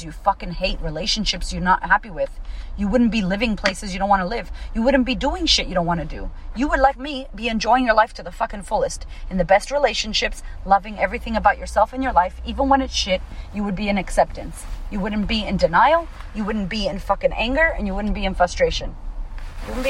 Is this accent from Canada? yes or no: no; Puerto Rico; now in Australia; I am Puerto Rican. I am American. What does that mean? How do I have to act now living in Australia as a Puerto Rican?